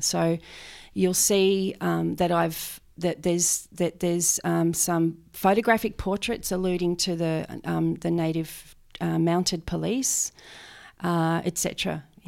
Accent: Benalla, Victoria, Australia; I grew up, um, around Benalla

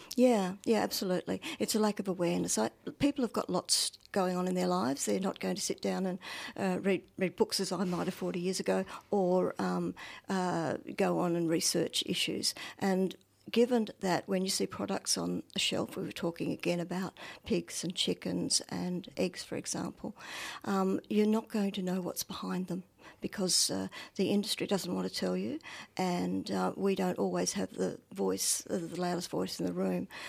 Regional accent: Northern Victoria, Australia; I'm from Northern Victoria. Um, my family were farmers, are farmers, so I, yes, but my first, well, two decades or so on a dairy farm

